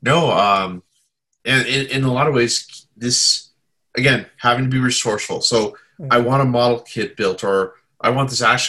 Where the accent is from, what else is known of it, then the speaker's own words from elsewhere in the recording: Southern Indiana, United States; also born or lived in Chicago suburbs, Illinois; I grew up in Indiana for the most part